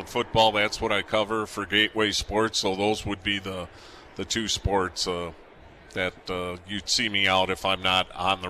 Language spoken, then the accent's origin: English; Racine, Wisconsin, United States; I'm from Racine, graduated from St. Catharines.